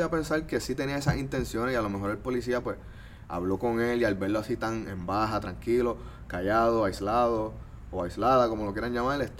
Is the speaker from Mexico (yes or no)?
no; Trujillo Alto, Puerto Rico; Por ejemplo, yo también soy de Trujillo Alto.